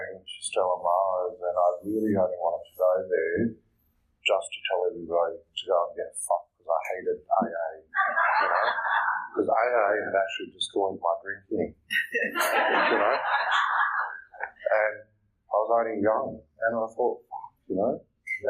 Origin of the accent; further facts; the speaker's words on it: Malaysia; moved away; also born or lived in Liverpool; I'm from Malaysia